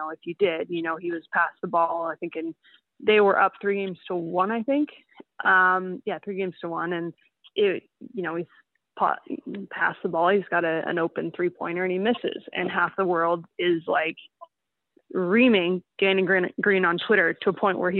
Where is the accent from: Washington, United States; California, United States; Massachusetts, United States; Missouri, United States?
Washington, United States; Seattle; moved away as an adult; now in Vancouver, Canada; I grew up in Seattle